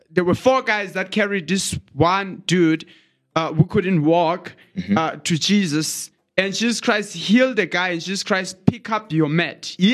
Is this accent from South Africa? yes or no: yes; Eastern Cape, South Africa; there I was from Eastern Cape.